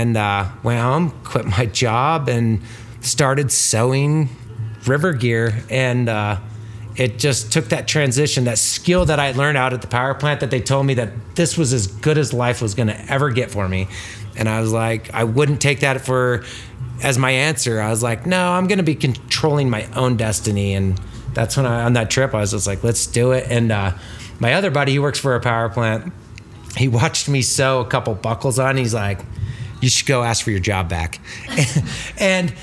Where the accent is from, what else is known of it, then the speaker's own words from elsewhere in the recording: Craig, Colorado, United States; I was born and raised in Craig